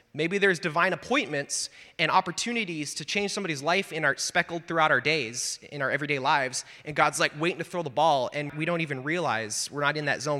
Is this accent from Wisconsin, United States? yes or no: yes; Wisconsin, United States; moved away; I'm from Wisconsin originally.